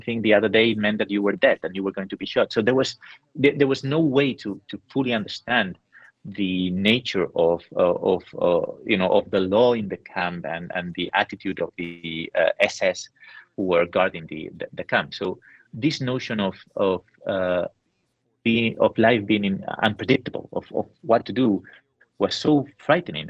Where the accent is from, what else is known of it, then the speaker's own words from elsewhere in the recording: San Sebastián, Basque Country, Spain; I was in in my hometown in San Sebastian